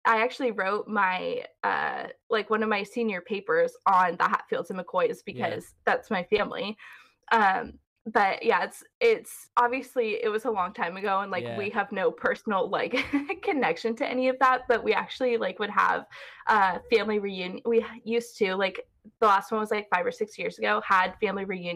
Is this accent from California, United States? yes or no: yes; California, United States; accent: Californian; I'm from California